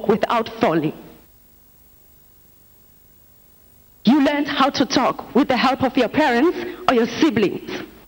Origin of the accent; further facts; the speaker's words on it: South Africa; now in Nigeria; I'm from South Africa.